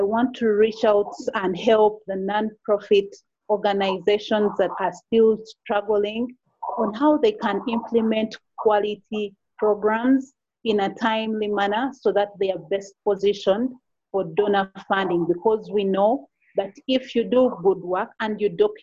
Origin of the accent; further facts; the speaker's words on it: Uganda; I am from Uganda